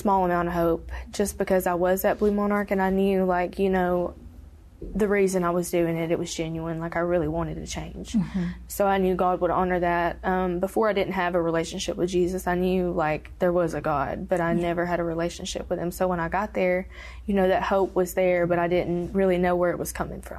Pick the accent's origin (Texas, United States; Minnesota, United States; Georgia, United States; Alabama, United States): Alabama, United States; also born or lived in Tennessee; I'm originally from Alabama, but in my addiction, I hopped from state to state. And I lived in Tennessee whenever I was 16 with my mom.